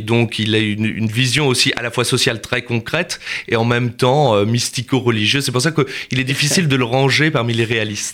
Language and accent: French; Nantes, Pays de la Loire, France; moved away; also born or lived in Paris; je viens de Nantes